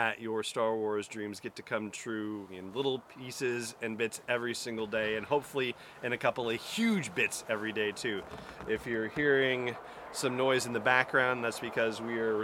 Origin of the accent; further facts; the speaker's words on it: San Fernando Valley, Southern California, United States; moved away; I grew up in Southern California. I grew up in the San Fernando Valley